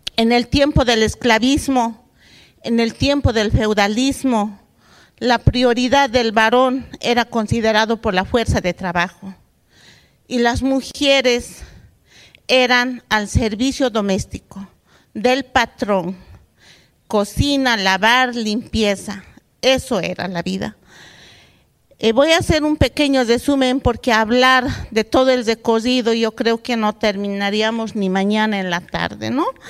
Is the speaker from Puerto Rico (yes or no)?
no; Bolivia; Antes en mi país no podíamos entrar a la universidad